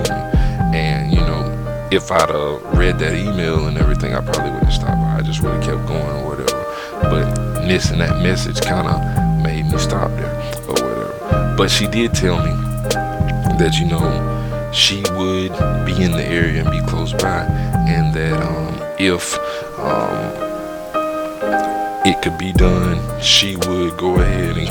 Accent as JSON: {"language": "English", "region": "Southeast", "country": "United States", "tie": "born or raised there", "also_born_or_lived": "Georgia / Midwest", "moved": "as an adult", "said": "growing up in the Southeast"}